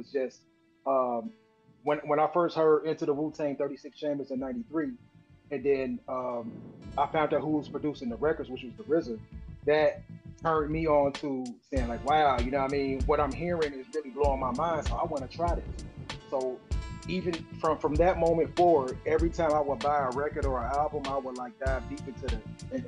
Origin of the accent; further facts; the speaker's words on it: Chicago, Illinois, United States; me being a Chicagoan, which being in the middle of the country